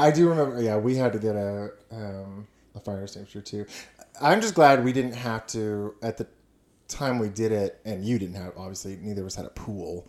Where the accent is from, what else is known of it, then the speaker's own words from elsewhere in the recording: Houston, Texas, United States; also born or lived in Austin, Texas; now in Huntsville, United States; I grew up in Houston and Austin